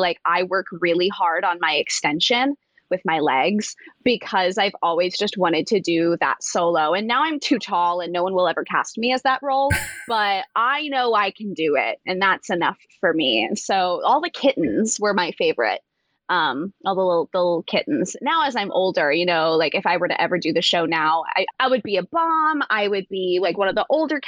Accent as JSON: {"language": "English", "town": "Las Vegas", "region": "Nevada", "country": "United States", "said": "I'm from Las Vegas"}